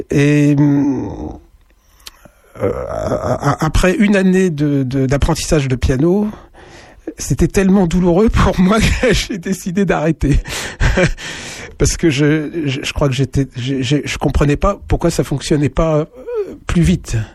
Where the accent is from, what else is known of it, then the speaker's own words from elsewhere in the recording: Sens, Bourgogne-Franche-Comté, France; moi je suis de Sens